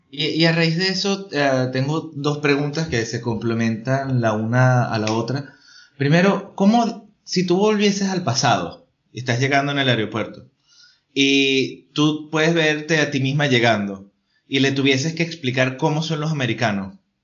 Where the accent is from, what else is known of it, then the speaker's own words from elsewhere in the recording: Venezuela; accent: Venezuelan; moved away; also born or lived in Spain; de Venezuela